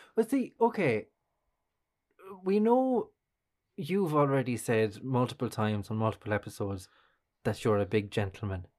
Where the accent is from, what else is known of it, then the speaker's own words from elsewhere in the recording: Kilkenny, Leinster, Ireland; growing up in Kilkenny